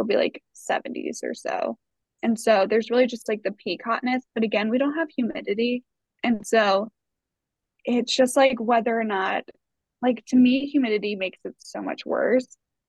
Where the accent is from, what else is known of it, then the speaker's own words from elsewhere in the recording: East Coast, United States; I think growing up on the East Coast, just like seeing the mountains every day, like it just still feels special.